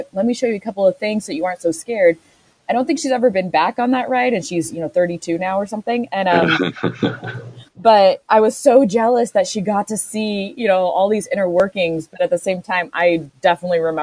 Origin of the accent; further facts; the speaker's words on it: Southern California, United States; I grew up in Southern California, and so, you know, a couple times a year we went to Disney